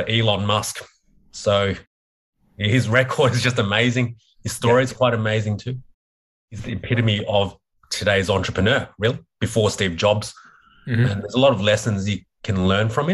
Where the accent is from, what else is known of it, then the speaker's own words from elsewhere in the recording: Melbourne, Victoria, Australia; I was brought up in Melbourne where the Australian Open was